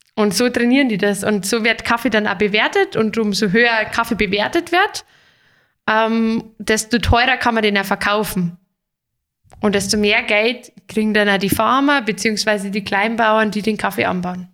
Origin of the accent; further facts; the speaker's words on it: Germany; hier bei uns in Deutschland